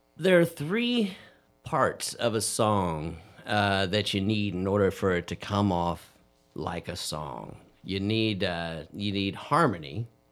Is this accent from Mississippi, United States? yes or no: no; Dayton, Ohio, United States; I was raised in raised in Dayton